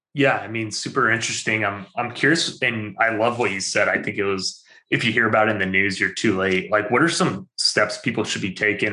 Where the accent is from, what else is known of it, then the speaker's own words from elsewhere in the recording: Albany, New York, United States; I'm from Albany.